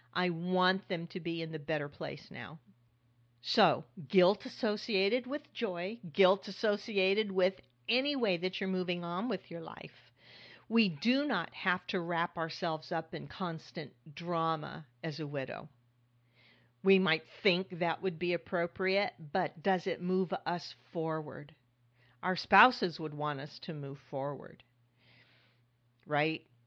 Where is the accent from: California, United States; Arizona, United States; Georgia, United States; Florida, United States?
California, United States; now in New York, United States; I grew up in California